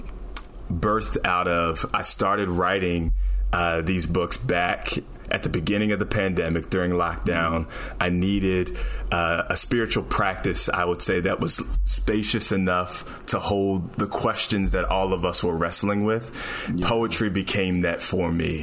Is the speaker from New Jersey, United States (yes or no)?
yes; down by Philadelphia, New Jersey, United States; moved away; also born or lived in New York City; I grew up in Jersey on the down by Philly.